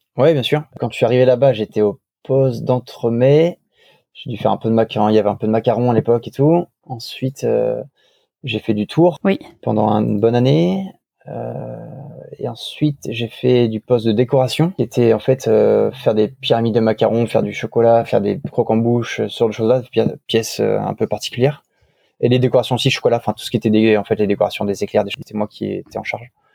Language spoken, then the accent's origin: French; France; moved away as an adult; also born or lived in Paris / London / Kuwait / Tokyo; c'était mon pays, j'étais avec des Français